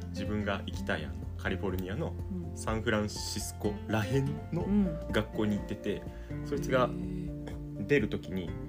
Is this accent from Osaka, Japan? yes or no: yes; Osaka, Japan; moved away as an adult; now in Gujo, Japan; 大阪の大阪市市内の生まれ育ちですね